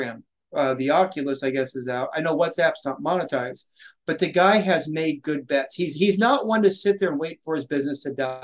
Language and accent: English; Washington, United States; Washington, my home state.